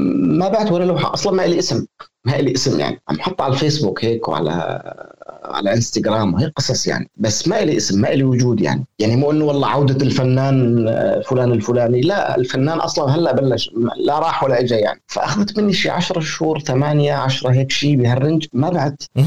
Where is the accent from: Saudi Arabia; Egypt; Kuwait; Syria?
Syria; moved away; انا كسوري